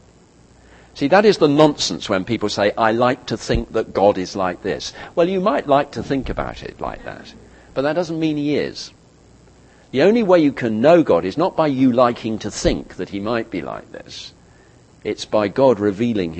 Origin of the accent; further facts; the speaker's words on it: United Kingdom; as a Brit